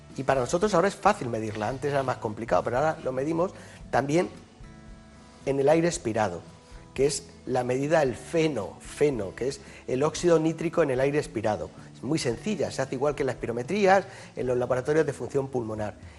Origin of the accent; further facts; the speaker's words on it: Yecla, Region of Murcia, Spain; now in Madrid, Spain; El hospital de mi pueblo se sigue llamando Hospital Virgen del Castillo y a mucha honra, ¿no? es la patrona de Yecla